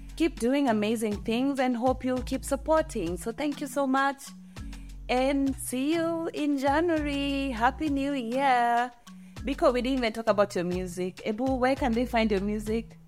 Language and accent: English; Molo, Nakuru County, Kenya; growing up in Molo, you really have to know basic Kikuyu words.